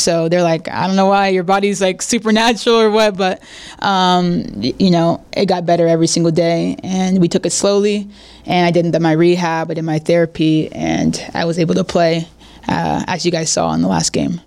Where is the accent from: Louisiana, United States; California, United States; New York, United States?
California, United States; San Diego; moved away as an adult; now in Monterrey, Mexico; I'm from San Diego